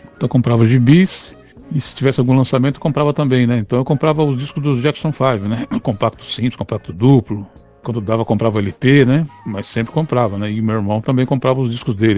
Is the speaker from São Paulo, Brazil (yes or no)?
yes; São Paulo, Brazil; also born or lived in Pinheiros, São Paulo; eu sou criado e nascido na Bela Vista, né? Nascido e criado na Bela Vista